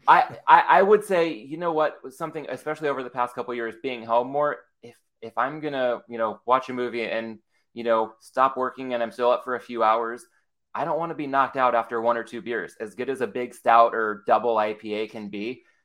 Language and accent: English; San Diego, California, United States; I'm from San Diego where Ballast Point is